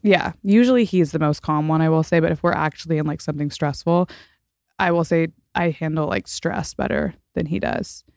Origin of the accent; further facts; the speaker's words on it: Fort Worth, Texas, United States; moved away as an adult; also born or lived in Washington, D.C.; now in Los Angeles, United States; I'm from Fort Worth mostly